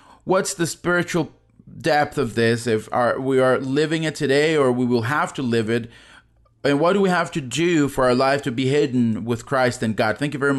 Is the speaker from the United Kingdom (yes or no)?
no; Ecuador; I'm from Ecuador, and I hope the day will come in Ecuador where there will also be people who are in government